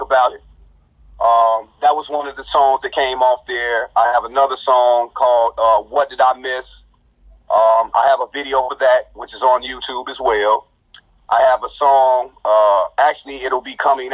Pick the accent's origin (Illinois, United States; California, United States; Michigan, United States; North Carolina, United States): Illinois, United States; Chicago Heights; from the Heights